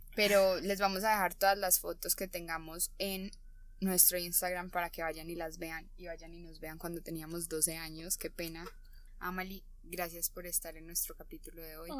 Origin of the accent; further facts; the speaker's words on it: Colombia; somos de Colombia